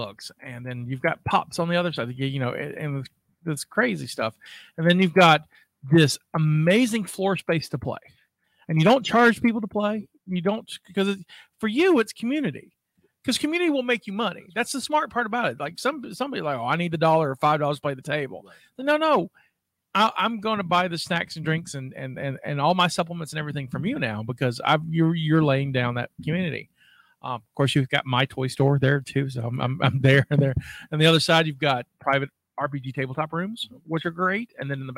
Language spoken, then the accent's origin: English; South Alabama, United States; We're both here from Alabama, South Alabama